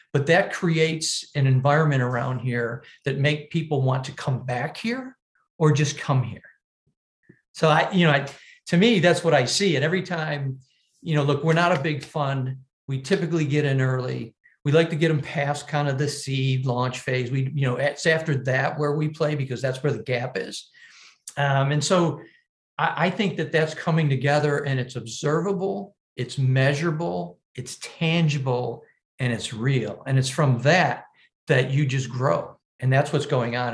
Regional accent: Buffalo, New York, United States; here in my hometown

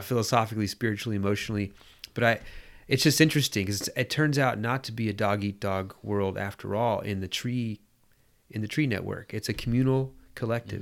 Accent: United States; being American

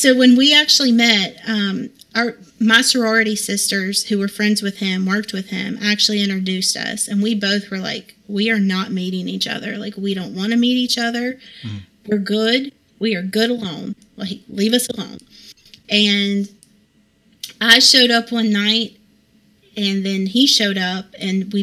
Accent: Hickory, North Carolina, United States; now in Vale, United States; I grew up in Hickory

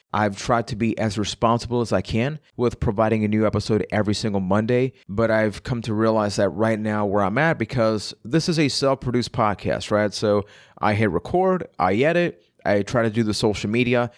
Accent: Puerto Rico; I am from Puerto Rico

